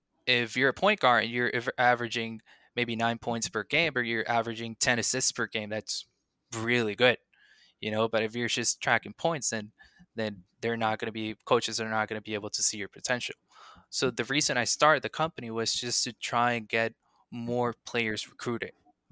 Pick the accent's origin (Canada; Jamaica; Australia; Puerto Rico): Puerto Rico; I'm from Puerto Rico, and the resources we have there can't be be compared to the resources that are here in the States.